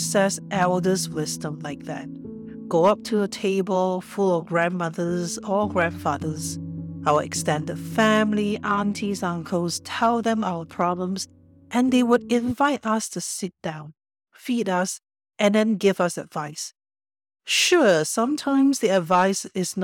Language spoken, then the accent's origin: English; Singapore; also born or lived in Australia / Japan / Los Angeles; now in Canada; My ancestors were from China, and I was born in Singapore. I am a first-generation immigrant to Canada.